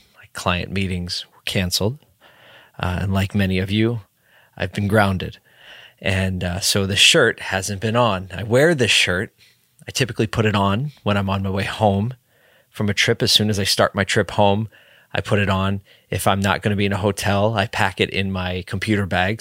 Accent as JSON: {"language": "English", "town": "Philadelphia", "region": "Pennsylvania", "country": "United States", "tie": "born or raised there", "said": "my hometown city, Philadelphia"}